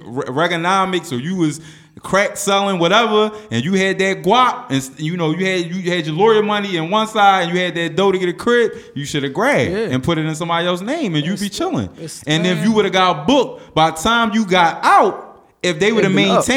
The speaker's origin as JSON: {"language": "English", "town": "Philadelphia", "region": "Pennsylvania", "country": "United States", "said": "Because I'm from South Philly."}